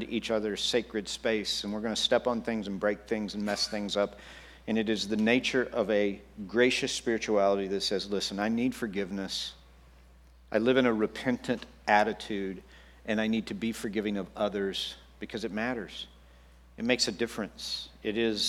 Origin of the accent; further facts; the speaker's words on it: Texas, United States; I grew up in Texas